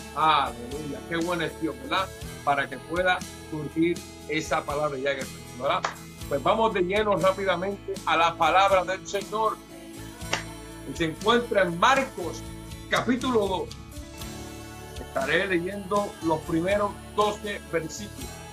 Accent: Puerto Rico; como buen puertorriqueño

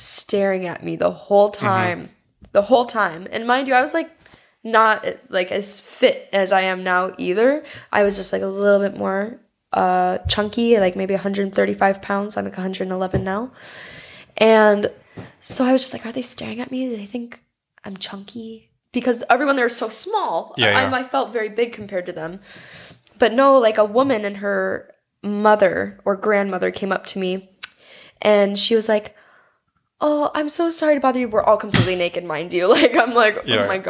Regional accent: United States; I'm an American girl with blonde hair and blue

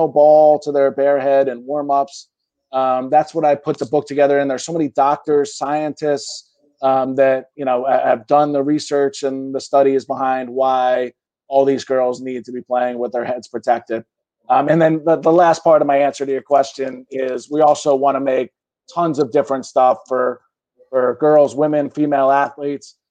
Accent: Philadelphia, Pennsylvania, United States; I grew up in Center City, Philadelphia

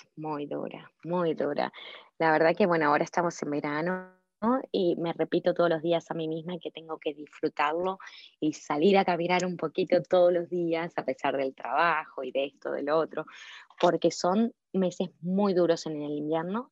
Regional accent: Ciudad Jardín Lomas del Palomar, Buenos Aires Province, Argentina; moved away as an adult; now in Chicago, United States; yo soy de Ciudad Jardín, Palomar, no sé si conoces, cerca de Urlinga, en el noroeste de Buenos Aires. Así que sí, nací y me crié toda mi vida ahí en Ciudad Jardín.

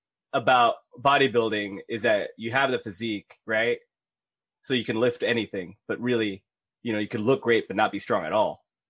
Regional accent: Philippines; I'm Filipino. We have to smoke.

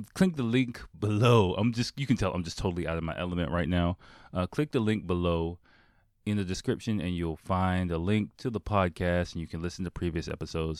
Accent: Washington, District of Columbia, United States; moved away as an adult; also born or lived in Delaware; now in Japan; I was born and raised in Washington, D C, Northeast Washington, D C

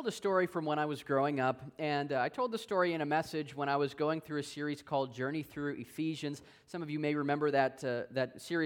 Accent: Wisconsin, United States; I'm originally from Wisconsin

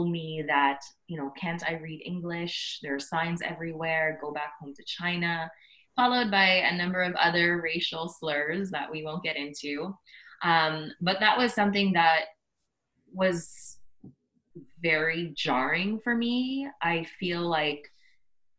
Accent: Scarborough and Markham, Greater Toronto Area, Ontario, Canada; also born or lived in Philippines; I was born in the Philippines and stayed there up until I was 4 years old and moved to Canada, to Scarborough and then Markham, and then now in Toronto, so always around the GTA.

